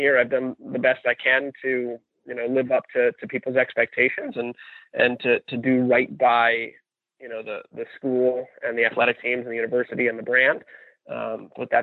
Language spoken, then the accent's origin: English; New Jersey, United States; moved away as an adult; now in Indianapolis, United States; I grew up in New Jersey in an area that was farmland and was very newly developed